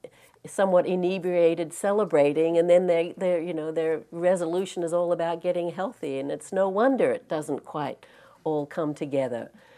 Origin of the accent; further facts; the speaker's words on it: Australia; moved away; I'm actually Australian. I don't know if you can tell from my accent. I've been here and out of Australia a long time, so it's gotten mixed.